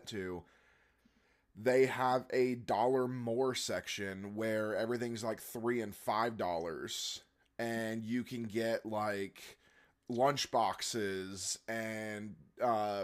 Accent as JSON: {"language": "English", "region": "Florida", "country": "United States", "tie": "born or raised there", "said": "I'm from Florida"}